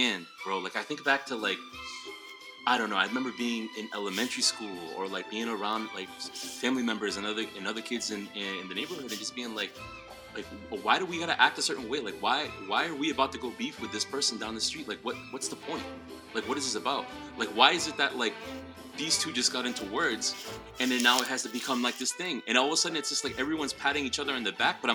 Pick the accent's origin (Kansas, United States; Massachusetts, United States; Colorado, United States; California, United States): Massachusetts, United States; Worcester; now in Providence, United States; I'm coming in from Providence, Rhode Island, originally from Worcester, Massachusetts